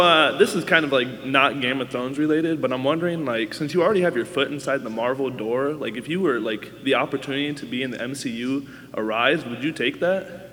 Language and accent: English; Germany; I'm actually not from LA or anything. I'm from Germany.